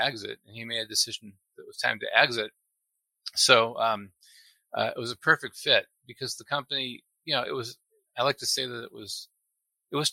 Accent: Appleton, Wisconsin, United States; moved away as an adult; also born or lived in Milwaukee, Wisconsin; now in Houston, United States; I grew up in Appleton, Wisconsin, which is right near Green Bay

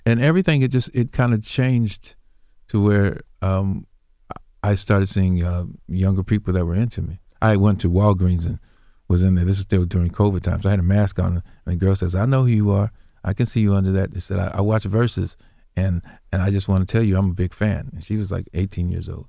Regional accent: Indianapolis, Indiana, United States; my hometown and which was Indianapolis

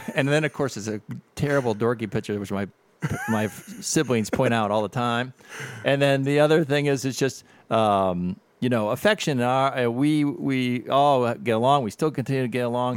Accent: Avon Lake, Ohio, United States; now in Perrysburg, United States; I grew up in Avon, Lake Ohio

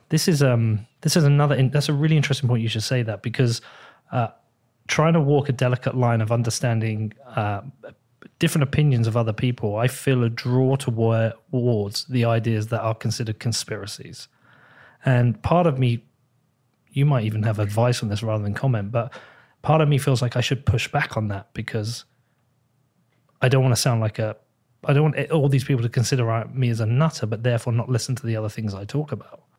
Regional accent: United Kingdom; as a British person

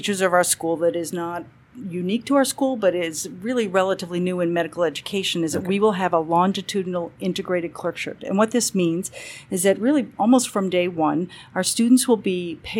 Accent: Boston, Massachusetts, United States; moved away as an adult; now in California, United States; Boston born and bred, and thought I'd be there the rest of my life. I went to school sort of up and down the East Coast.

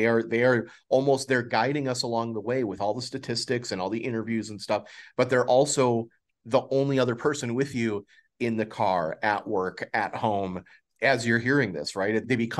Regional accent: Milwaukee, Wisconsin, United States; I grew up in Milwaukee. So for me, it's Bob Uecker.

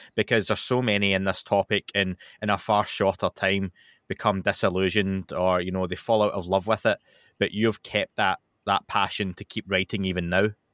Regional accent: United Kingdom; being British

